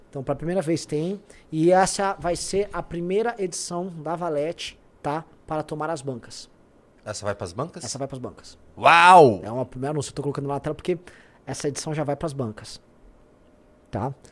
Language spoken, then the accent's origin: Portuguese; São Paulo, Brazil; Eu, eu nasci na Vila Prudente e morei na Moca até os 10 anos de, 8 anos, até os 8 anos de idade.